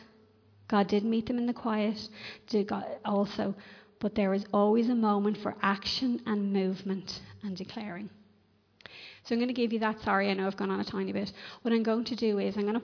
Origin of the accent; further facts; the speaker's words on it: Ireland